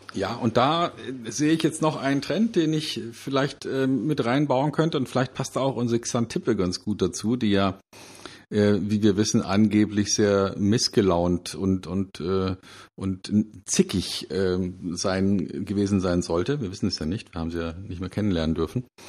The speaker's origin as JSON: {"language": "German", "town": "Munich", "region": "Bavaria", "country": "Germany", "tie": "born or raised there", "said": "in meiner Heimatstadt München"}